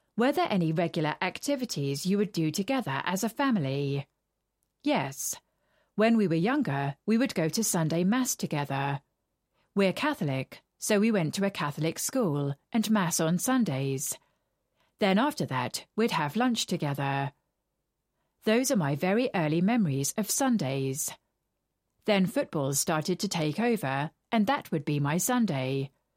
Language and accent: English; Motherwell, Scotland, United Kingdom; moved away as an adult; also born or lived in Douglas, Isle of Man; now in London, United Kingdom; I was born in Douglas, Isle of Man, but I moved to Motherwell really young. We stayed in a tower block in Muirhouse.